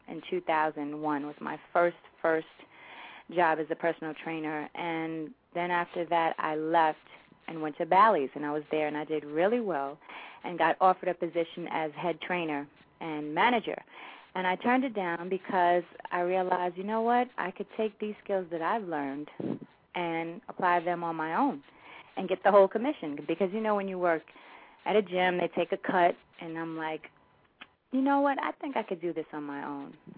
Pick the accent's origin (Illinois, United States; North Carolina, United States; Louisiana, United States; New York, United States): New York, United States; New York City; I am from Jamaica, Queens, born and raised in Queens